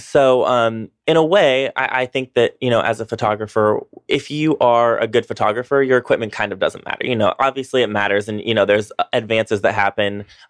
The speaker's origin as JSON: {"language": "English", "region": "North Georgia mountains", "country": "United States", "tie": "born or raised there", "also_born_or_lived": "New York", "moved": "as an adult", "lives_now": "Atlanta, United States", "said": "I grew up in the North Georgia Mountains. I went to college there, grew up there. I went to college at Young Harris College."}